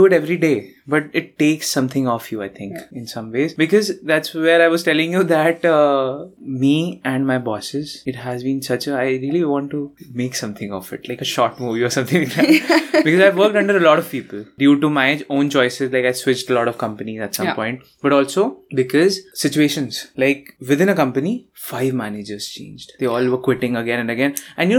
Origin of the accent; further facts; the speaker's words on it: Lucknow, Uttar Pradesh, India; also born or lived in Mumbai / Bangalore / Lille; my hometown is Lucknow. I moved to Bombay, Mumbai. Then I moved to Bangalore. Then I moved to Lille.